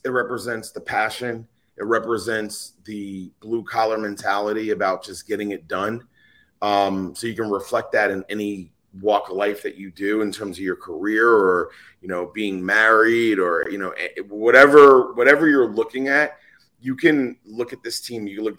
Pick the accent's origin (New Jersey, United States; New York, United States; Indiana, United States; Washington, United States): New Jersey, United States; now in Chicago, United States; I was living in New Jersey, and I grew up in New Jersey. So I'm a Jersey kid